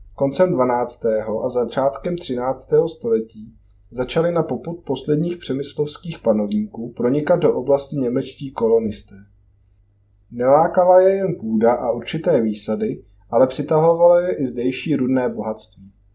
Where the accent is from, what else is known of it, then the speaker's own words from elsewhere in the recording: Sokolov region, Karlovy Vary Region, Czechia; u nás na Sokolovsku